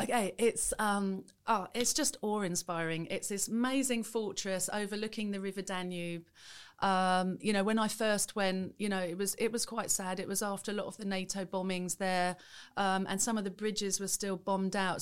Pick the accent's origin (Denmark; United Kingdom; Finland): United Kingdom; Welwyn Garden City, East of England; in a small town in Hertfordshire, Welling Garden City